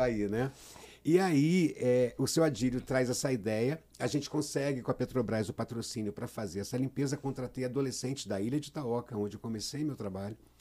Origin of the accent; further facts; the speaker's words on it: Niterói, Rio de Janeiro, Brazil; also born or lived in Cabo Frio; eu sou de Cabo Frio, nasci em Cabo Frio. Eu vim para Niterói com sete anos de idade